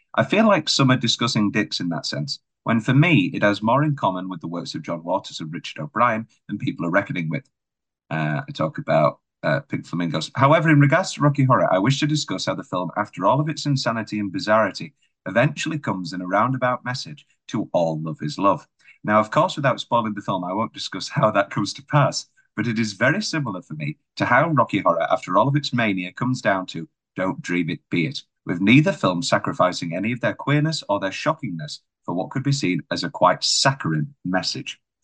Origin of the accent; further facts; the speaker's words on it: United Kingdom; we're British